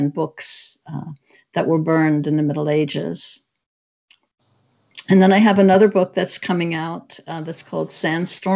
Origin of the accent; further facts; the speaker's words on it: New York City, New York, United States; now in Seattle, United States; I grew up in the Southeast Bronx, but I live now in Seattle